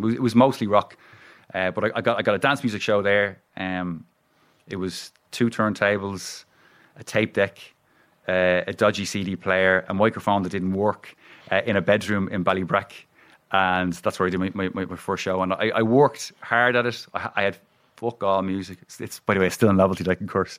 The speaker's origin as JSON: {"language": "English", "town": "Dublin", "region": "Leinster", "country": "Ireland", "said": "I'm from Ringshead"}